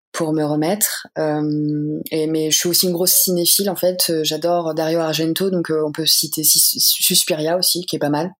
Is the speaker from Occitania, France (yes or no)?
no; Normandy, France; moved away; je suis normande à la base